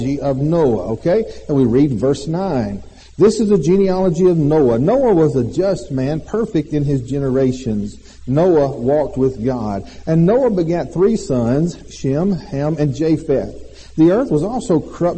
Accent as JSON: {"language": "English", "region": "Alabama", "country": "United States", "said": "We are from Alabama."}